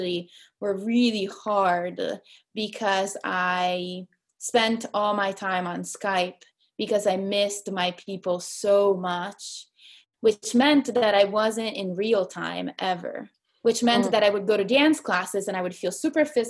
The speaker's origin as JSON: {"language": "English", "town": "Perugia", "region": "Umbria", "country": "Italy", "tie": "born or raised there", "moved": "as an adult", "lives_now": "Seattle, United States", "said": "my grandma lives in Seattle, and I grew up in Italy"}